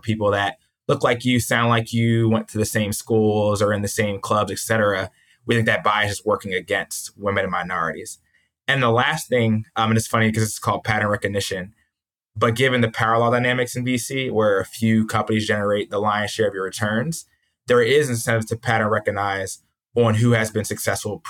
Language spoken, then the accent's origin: English; New Jersey near Philadelphia, United States; I grew up in New Jersey near Philadelphia